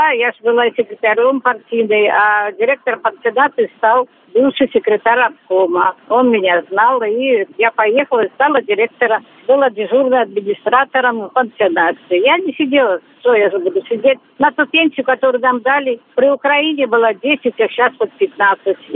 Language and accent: Russian; Belarus; moved away as an adult; now in Russia; Я из Беларуси приехала сюда в 87 году.